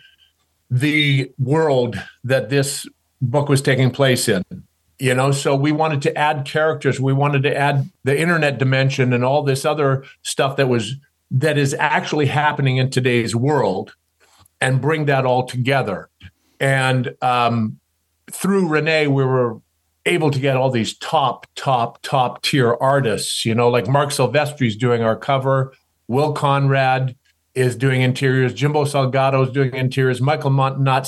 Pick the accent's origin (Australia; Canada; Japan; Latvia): Canada; growing up in Canada, being a tall, skinny kid, glasses and braces